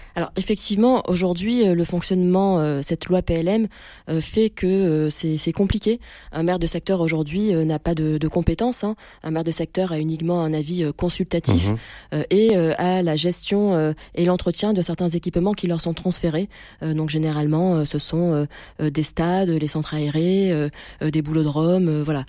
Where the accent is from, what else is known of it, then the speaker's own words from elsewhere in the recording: Marseille, Provence-Alpes-Côte d'Azur, France; je suis née à Marseille, je suis Marseillaise